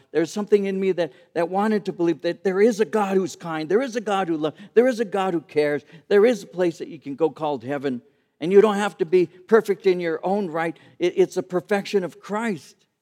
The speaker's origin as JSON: {"language": "English", "town": "Santa Fe Springs", "region": "California", "country": "United States", "tie": "born or raised there", "said": "When I was taking catechism classes at the age of seven or eight at Saint Pius the Tenth Church in Santa Fe Springs"}